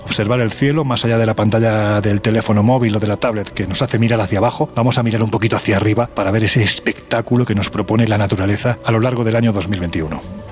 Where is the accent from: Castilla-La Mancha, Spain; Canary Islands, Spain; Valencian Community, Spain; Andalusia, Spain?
Andalusia, Spain; como andaluz